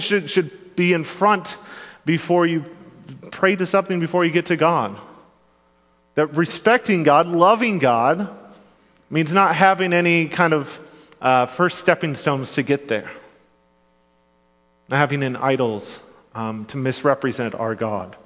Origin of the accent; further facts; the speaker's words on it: Grand Rapids, Michigan, United States; I grew up in Grand Rapids, Michigan, or surrounding areas